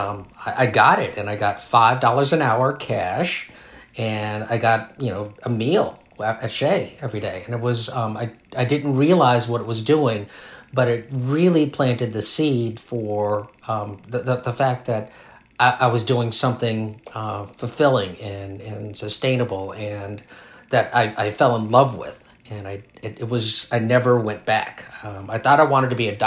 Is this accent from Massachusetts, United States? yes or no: no; Los Angeles, California, United States; also born or lived in Berkeley, California / Big Sur, California; I grew up in Los Angeles, California, so I'm a native Californian